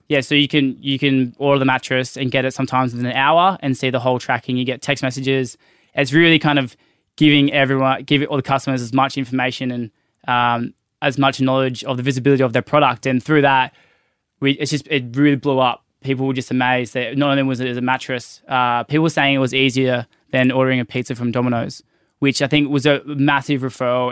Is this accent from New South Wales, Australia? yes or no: yes; Byron Bay, New South Wales, Australia; moved away as an adult; now in Sydney, Australia; we both grew up in Byron Bay. I grew, I grew up in the Pocket.